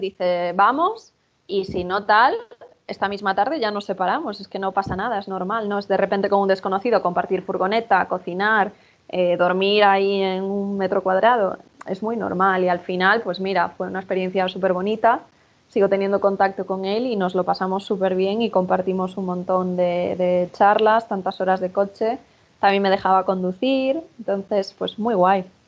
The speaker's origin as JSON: {"language": "Spanish", "country": "Spain", "said": "soy española."}